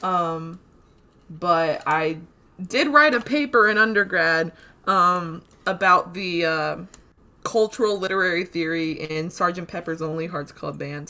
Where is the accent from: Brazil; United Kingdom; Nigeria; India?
Brazil; moved away; I was born in Brazil